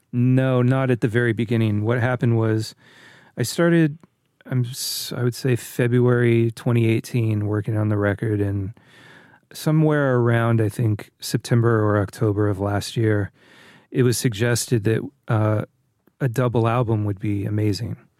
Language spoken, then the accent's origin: English; Northern California, United States; growing up in Northern California